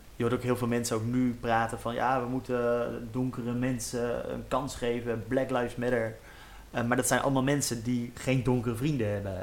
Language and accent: Dutch; Utrecht, Netherlands; also born or lived in Maarssen; ik ben opgegroeid in Zuilen in, Utrecht